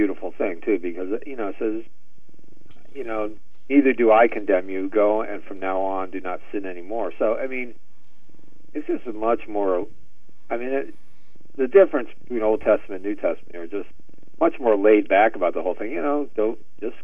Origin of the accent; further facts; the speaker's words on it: United States; coming from America, too, and, you know, I think growing up in Catholic schools